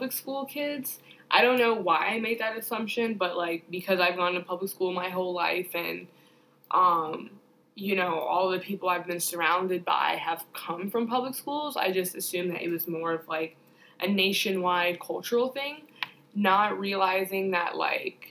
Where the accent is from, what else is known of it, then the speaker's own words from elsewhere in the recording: Chicago, Illinois, United States; moved away; I am from Chicago